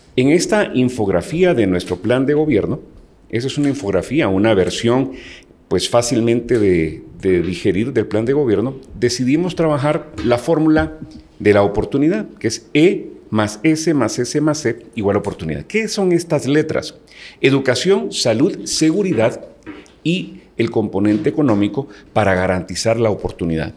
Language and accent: Spanish; Guatemala; me siento dichoso de ser guatemalteco